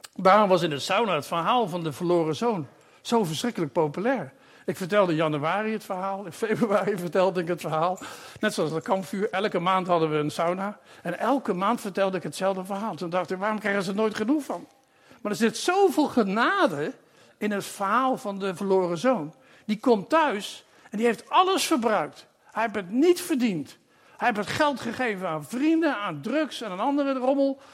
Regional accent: Netherlands; also born or lived in Papua New Guinea / Uzbekistan / Curaçao; ik ben een Nederlander

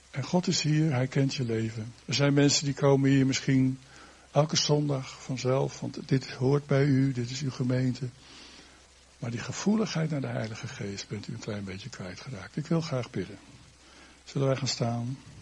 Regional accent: Netherlands; wij als Nederlanders

